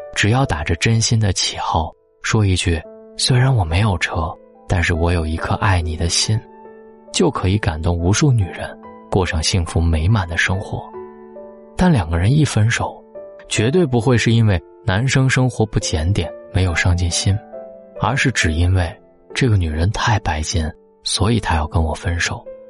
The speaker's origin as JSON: {"language": "Chinese", "country": "China", "said": "我们中国人"}